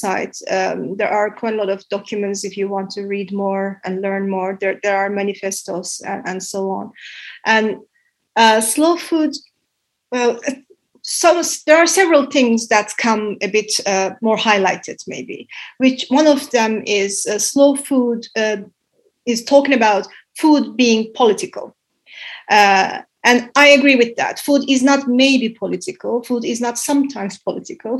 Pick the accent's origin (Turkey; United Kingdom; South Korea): Turkey; now in Finland; when I came here 11 years ago, because I come from Turkey